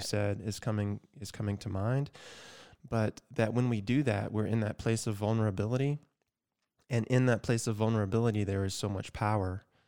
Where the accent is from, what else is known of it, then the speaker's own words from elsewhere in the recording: Georgia, United States; my home state, Georgia